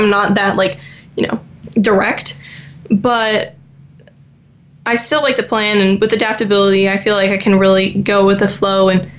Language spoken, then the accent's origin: English; Florida, United States; And since obviously I grew up in Florida, I want to be by a beach.